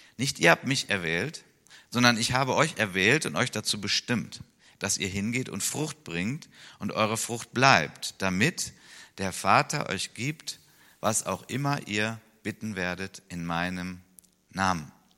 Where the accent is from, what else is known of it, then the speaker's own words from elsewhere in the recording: Wuppertal, North Rhine-Westphalia, Germany; in Wuppertal ist, in meiner Heimatstadt